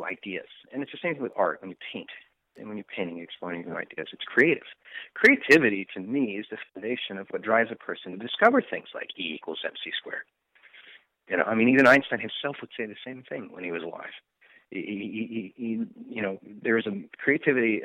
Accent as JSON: {"language": "English", "town": "Bellevue", "region": "Washington", "country": "United States", "tie": "born or raised there", "also_born_or_lived": "Issaquah / Redmond", "moved": "yes", "said": "I'm from the Northwest. I'm from the Seattle area. I grew up in Bellevue, Issaquah, and Redmond area, primarily"}